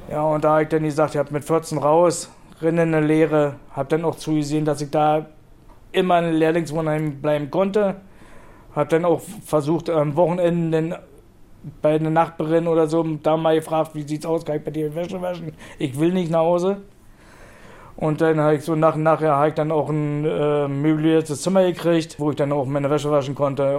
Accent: the East, eastern Germany, Germany; moved away; Ich bin im Osten aufgewachsen, ich bin im Osten geboren und der Osten zieht mich wieder zurück.

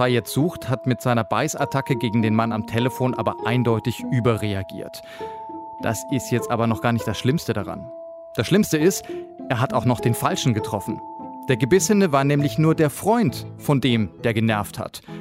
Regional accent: Hamburg, Germany; Na klar, ich komme aus Hamburg ursprünglich, da muss ich täglich U-Bahn fahren.

